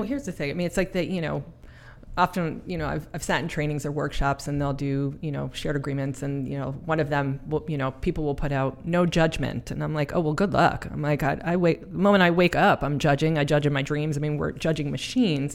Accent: Mount Vernon, New York, United States; accent: New York; also born or lived in Bronx, New York; now in Snohomish County, Washington, United States; I was born in the Bronx, raised in Mount Vernon, which is just north of the Bronx

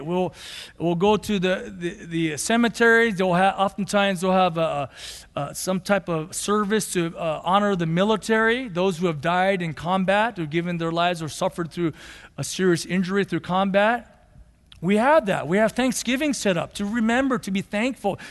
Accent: United States; We're still Americans

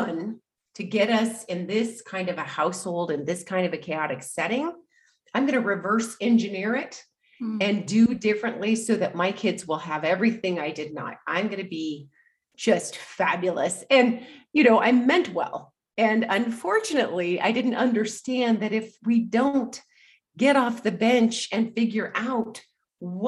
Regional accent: Anchorage, Alaska, United States; moved away as an adult; I grew up in Alaska, in Anchorage, Alaska. And in fact, I lived there until recently.

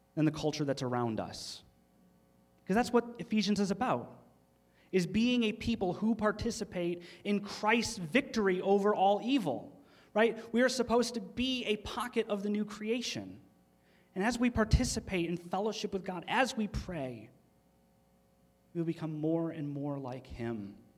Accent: Michigan, United States; They don't they don't talk like we do in Michigan. They think we have an accent

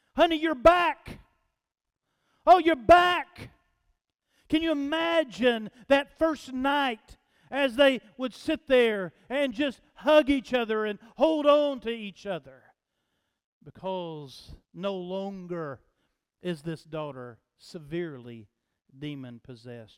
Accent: United States; I grew up in East Lake

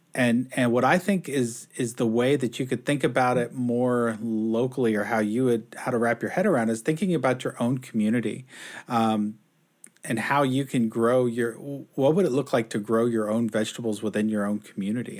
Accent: Houston, Texas, United States; now in Seattle, United States; I grew up in Houston.

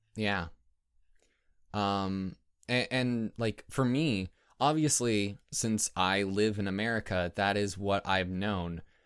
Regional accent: United States; we're American and we grew up with that kind of imperial mindset

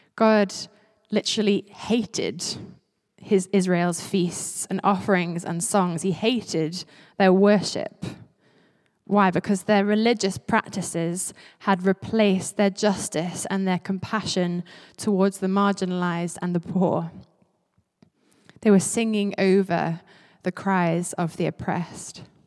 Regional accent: Isle of Man; also born or lived in St Andrews, Scotland; I grew up on the Isle of Man, and before that, actually, I lived in Saint Andrews.

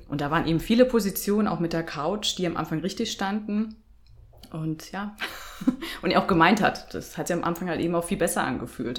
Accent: Bavaria, Germany; moved away; bin ursprünglich aus Bayern

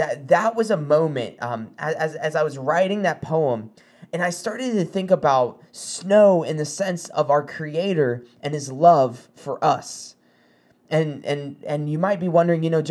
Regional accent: South Carolina, United States; moved away; I'm from South Carolina. We don't really get snow

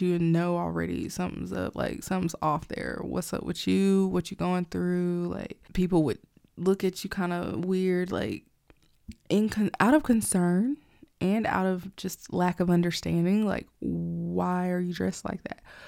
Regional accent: Alabama, United States; I grew up in Alabama. I mostly grew up in Alabama, like I went to school

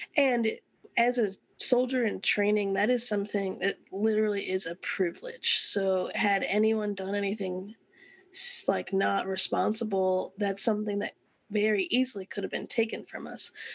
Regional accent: San Antonio, Texas, United States; we moved to San Antonio when I was in third grade

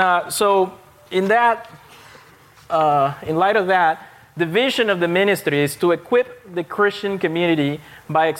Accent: Panama; moved away; I grew up, my home country is Panama. It's in Central America

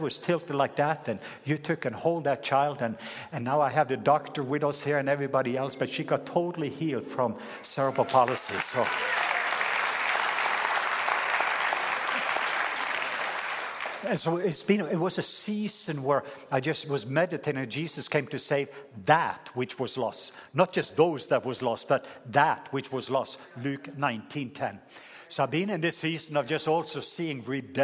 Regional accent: Norway; moved away; my home country, Norway

